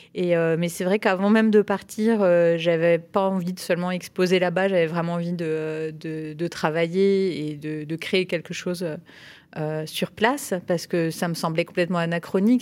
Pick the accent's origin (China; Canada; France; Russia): France; French side of the border near Basel, Grand Est; moved away; also born or lived in Perche; je suis née à, Bâle, euh, en Suisse, mais j'ai grandi euh, sur la frontière, côté français